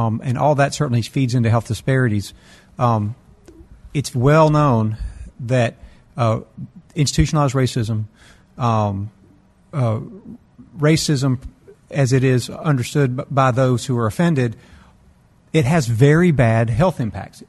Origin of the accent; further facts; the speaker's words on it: Mississippi, United States; We're all from Mississippi